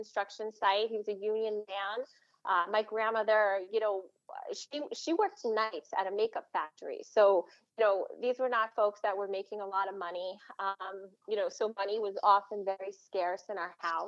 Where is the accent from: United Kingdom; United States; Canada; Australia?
United States; Suffolk County, Long Island, New York; also born or lived in Queens, New York; now in Nassau County, United States; I grew up in Suffolk County on the South Shore